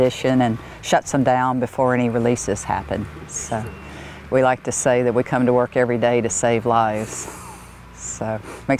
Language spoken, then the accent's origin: English; Mississippi, United States; moved away as an adult; also born or lived in Alabama / Texas; now in Oregon, United States; I'm from Mississippi